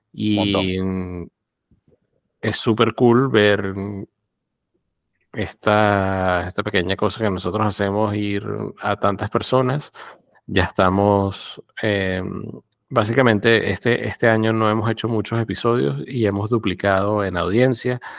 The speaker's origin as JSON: {"language": "Spanish", "country": "Cuba", "said": "Mm, eh, como cubana, es un poco"}